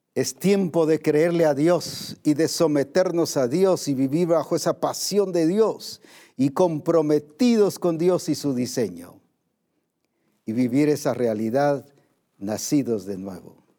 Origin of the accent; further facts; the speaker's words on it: Guatemala; como decimos aquí en Guatemala